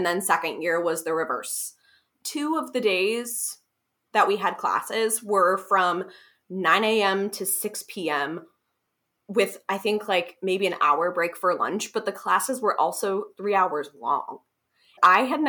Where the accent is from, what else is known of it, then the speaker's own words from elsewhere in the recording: Columbus, Ohio, United States; also born or lived in Kentucky; now in Cincinnati, United States; I grew up in Columbus, and then I went to the University of Kentucky for my undergrad